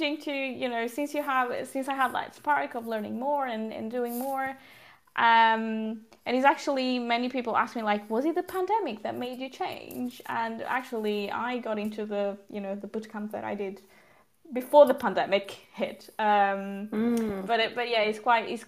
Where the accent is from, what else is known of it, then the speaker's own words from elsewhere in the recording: Portugal; moved away as an adult; also born or lived in London, United Kingdom; now in Sweden; I'm originally from Portugal. So south of Europe, and I've grown up there.